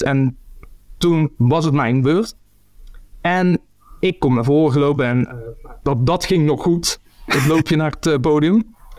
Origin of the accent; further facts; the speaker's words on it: near Eindhoven, North Brabant, Netherlands; moved away; also born or lived in Ghent, Belgium; in Eindhoven, in de buurt waar ik vandaan kom